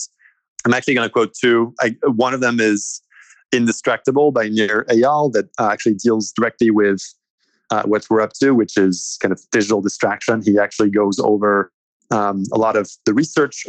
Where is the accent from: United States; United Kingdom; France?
France; moved away; I grew up in France and my mother's side is French.